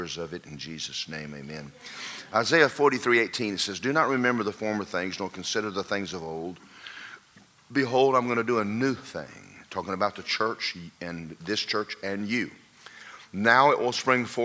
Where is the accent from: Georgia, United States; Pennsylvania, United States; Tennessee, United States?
Georgia, United States; Athens; When I grew up in Athens, Georgia